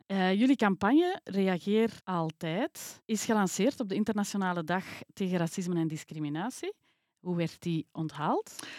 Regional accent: Belgium; also born or lived in China; Maar ik woon hier eigenlijk al sinds mijn één jaar, dus ik voel mij ook vooral Belg

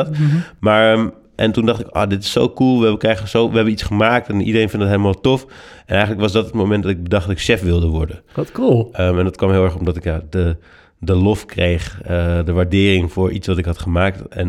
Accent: Oxford, South East England, United Kingdom; born there; Ik ben geboren in Oxford, hm. in Engeland.

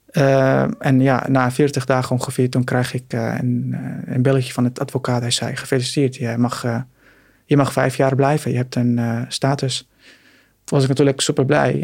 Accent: Syria; Dutch is a second language; now in Netherlands; mijn Syrische paspoort. Ik kom uit Syrië

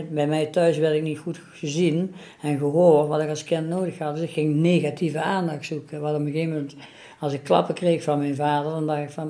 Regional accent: Venlo, Limburg, Netherlands; ik kom uit Venlo en ik ben al 59 jaar.

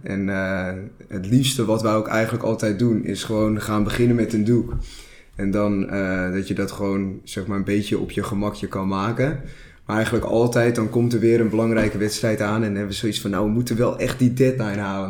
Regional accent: Castricum, North Holland, Netherlands; Ik kom uit Castricum.

